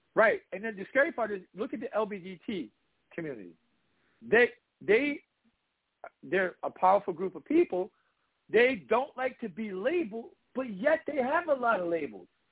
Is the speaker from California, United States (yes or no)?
no; Washington, District of Columbia, United States; I grew up in DC when I was thirteen